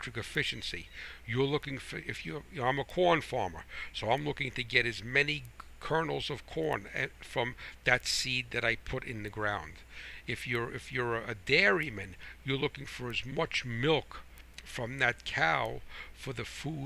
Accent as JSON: {"language": "English", "country": "United States", "said": "I am American first, I'm American farmer"}